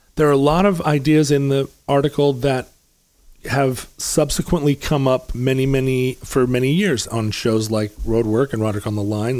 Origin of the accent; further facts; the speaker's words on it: Anchorage, Alaska, United States; also born or lived in Seattle, Washington; I was born in Seattle, but I grew up in Anchorage